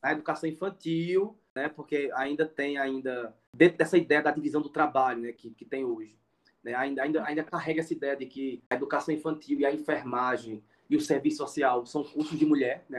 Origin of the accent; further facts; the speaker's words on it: Surubim, Pernambuco, Brazil; moved away as an adult; now in Iguatu, Brazil; eu sou pernambucano, como eu falei, né? Mas atualmente eu moro no Ceará, né? Estou morando aqui na cidade de Iguatu